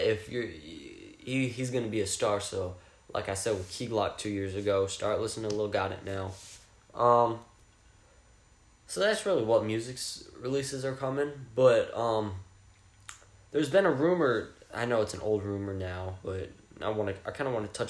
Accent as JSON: {"language": "English", "town": "Fort Worth", "region": "Texas", "country": "United States", "said": "I'm from Fort Worth, I mean, close to Dallas, Fort Worth, DFW area"}